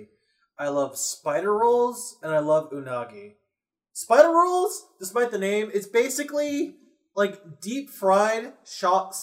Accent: Massachusetts, United States; I'm from Massachusetts

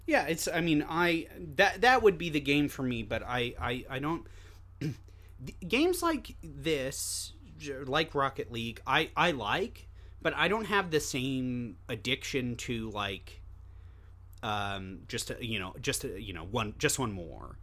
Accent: Long Beach, United States; I'm from Long Beach.

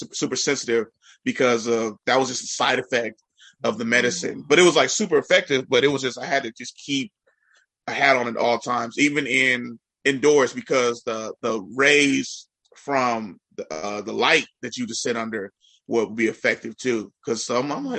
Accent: Richmond, California, United States; I grew up in Richmond, California

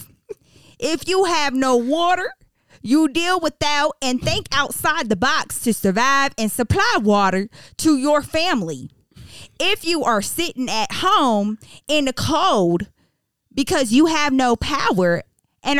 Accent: Texas, United States; I am from Texas

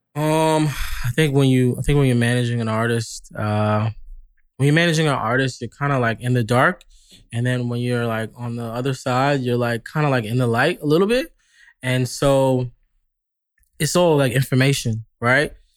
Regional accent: New York, United States; moved away as an adult; now in Los Angeles, United States; I'm from New York, so we're very, like, we're very upfront

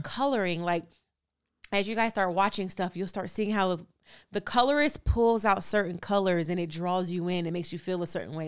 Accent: California, United States; I'm from California

